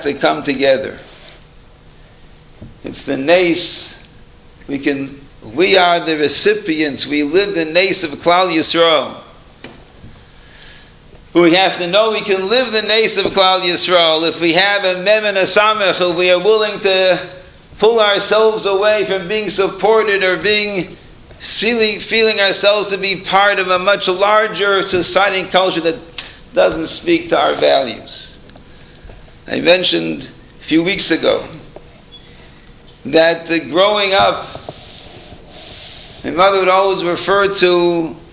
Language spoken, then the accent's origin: English; Toronto, Ontario, Canada; We grew up in Toronto.